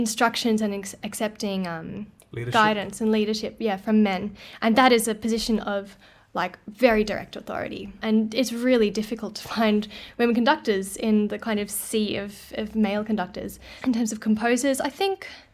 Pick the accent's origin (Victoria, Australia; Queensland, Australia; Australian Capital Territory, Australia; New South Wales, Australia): Queensland, Australia; Brisbane; moved away as an adult; now in Melbourne, Australia; I am from Brisbane originally, and I went to uni there.